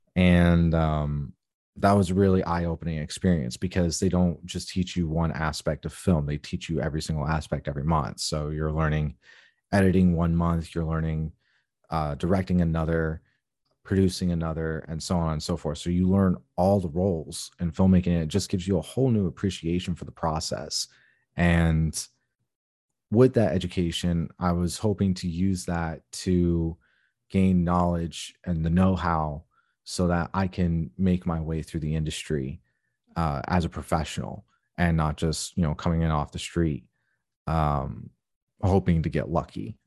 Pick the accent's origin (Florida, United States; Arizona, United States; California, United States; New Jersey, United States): Arizona, United States; Tucson; moved away; I was born and raised in Tucson, Arizona